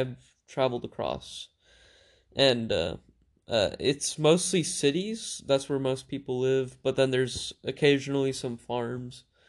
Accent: United States; also born or lived in Macedonia; my parents moved to the U S, uh, where I grew up

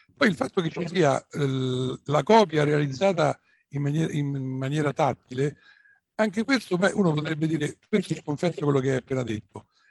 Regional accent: Rome, Lazio, Italy; also born or lived in Tuscany; io sono romano, veramente.

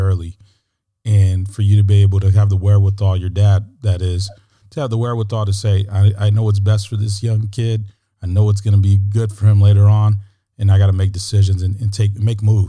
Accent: San Antonio, Texas, United States; my hometown in San Antonio

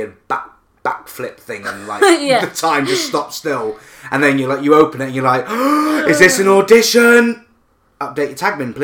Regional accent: the north of England, United Kingdom; a fellow Northerner

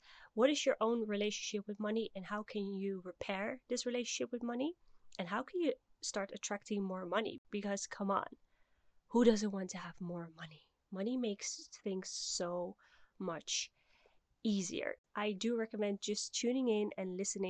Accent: Netherlands; moved away as an adult; also born or lived in Dubai; now in Kuwait; I am originally from the Netherlands

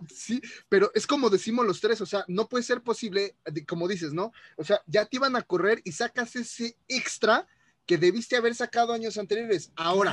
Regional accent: Mexico; soy mexicano

